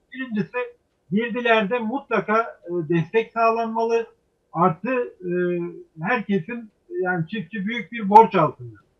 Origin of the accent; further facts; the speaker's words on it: Tunceli Province, Turkey; Tunceli benim memleketim.